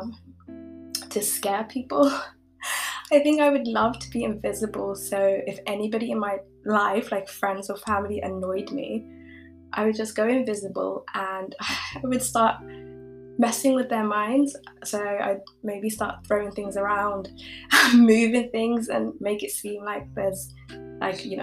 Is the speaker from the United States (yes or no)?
no; United Kingdom; also born or lived in East Africa; I currently like live in the UK. I've grown up here